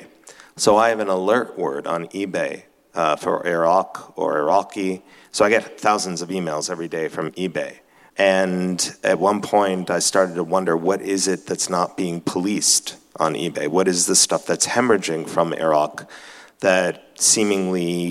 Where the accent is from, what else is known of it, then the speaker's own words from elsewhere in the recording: New York, United States; I was born in New York and grew up in the house that my grandparents came to when they left